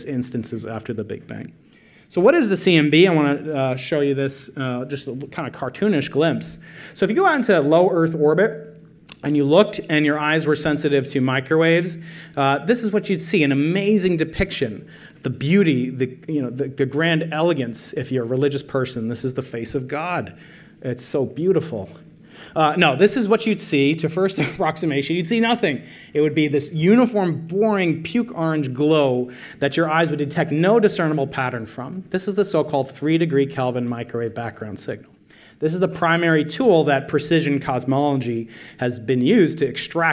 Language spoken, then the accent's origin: English; New York, United States; I'm a New Yorker